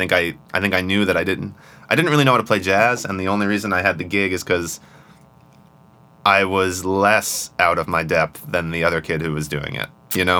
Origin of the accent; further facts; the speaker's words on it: upstate New York, United States; also born or lived in Brooklyn, New York; We moved upstate when I was 4